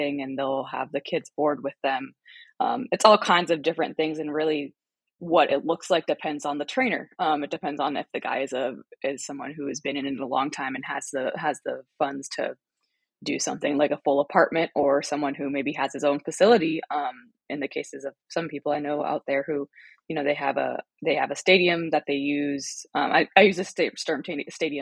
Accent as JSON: {"language": "English", "country": "United States", "tie": "born or raised there", "said": "growing up in the United States"}